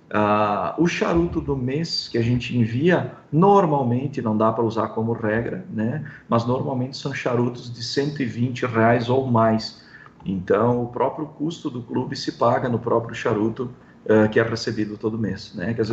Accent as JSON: {"language": "Portuguese", "region": "São Paulo", "country": "Brazil", "said": "ah, eu sou de São Paulo, eu sou, nós temos clientes em vários estados, né?"}